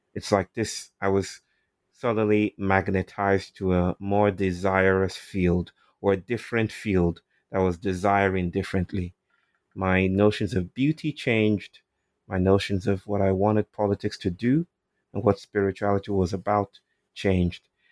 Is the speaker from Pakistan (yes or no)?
no; Nigeria; I'm from Nigeria, and um, I was just telling a story a while ago about awakenings, how I was um, brought up in a largely Christian world.